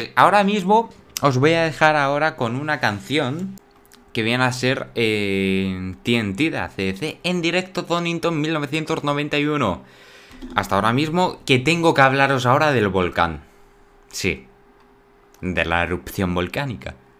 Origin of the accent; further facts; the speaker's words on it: Spain; en mi país